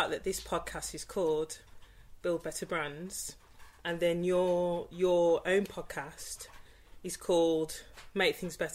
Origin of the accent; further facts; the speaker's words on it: Birmingham, West Midlands, United Kingdom; A lot of people think I'm from Dudley, and I've got nothing against you know Dudleyans, but I'm not from Dudley.